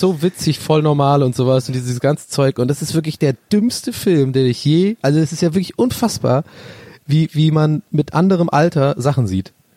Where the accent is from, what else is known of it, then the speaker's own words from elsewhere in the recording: Ireland; moved away; Ich bin so ein richtiger Ire